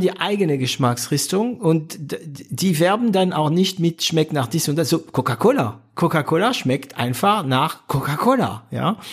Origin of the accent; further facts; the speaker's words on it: France; als Franzose